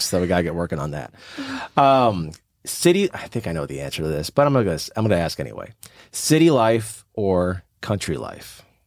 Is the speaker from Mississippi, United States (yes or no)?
no; St. Louis, Missouri, United States; my family owned a store in St. Louis, where I'm from, born and raised in St. Louis, Missouri